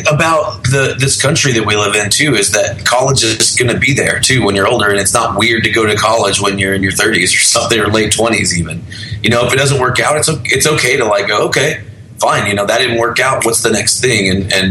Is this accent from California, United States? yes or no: no; Arkansas, United States; also born or lived in Oklahoma City / North Carolina; Mostly Arkansas. {S3} Okay. {S2} I was born in Oklahoma City. My family moved around a lot, so we lived all around in that area.